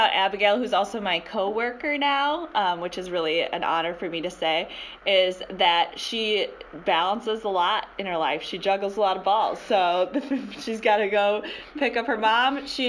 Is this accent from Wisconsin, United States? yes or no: yes; Wisconsin, United States; moved away as an adult; also born or lived in Texas; I was from Wisconsin and most others were from Texas.